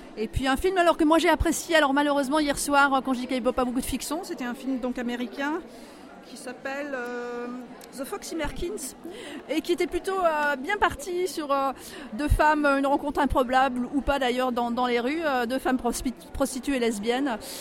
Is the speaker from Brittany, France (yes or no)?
yes; Brittany, France; je ne suis pas parisienne, voilà, moi je viens de la Bretagne